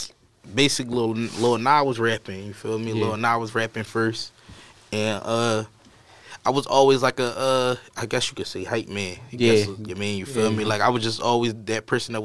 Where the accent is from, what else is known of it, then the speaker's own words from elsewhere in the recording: Philadelphia, Pennsylvania, United States; I'm from North Philadelphia. I'm from Pentown Projects. Growing up in the projects